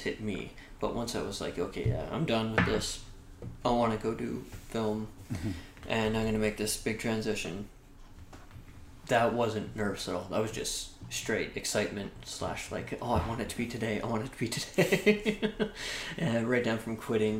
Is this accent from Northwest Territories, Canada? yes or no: no; Carleton Place, Ontario, Canada; I grew up in a small town called Carleton Place, Ontario, which at the time I moved there, I think had 8,000 people